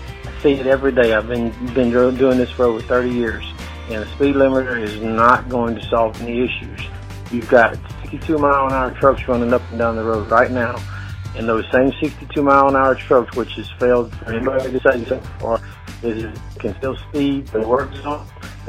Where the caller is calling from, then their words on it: Moss Point, Mississippi, United States; I'm calling from Moss Point, Mississippi.